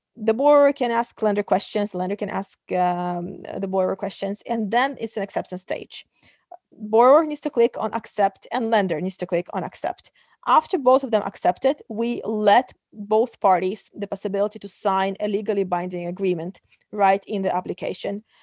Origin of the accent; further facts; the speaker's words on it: Kazakhstan; moved away; Originally, I come from Kazakhstan.